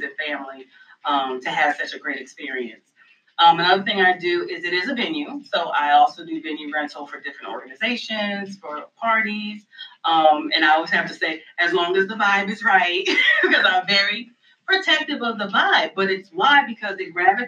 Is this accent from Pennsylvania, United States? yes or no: no; New Jersey, United States; now in Raleigh, United States; And I'm originally from New Jersey. I have moved to Raleigh, North Carolina in 2005, so this is home as far as I'm concerned.